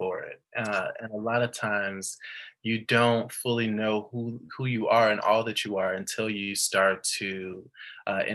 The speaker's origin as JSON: {"language": "English", "town": "Chicago", "region": "Illinois", "country": "United States", "said": "I am from Chicago"}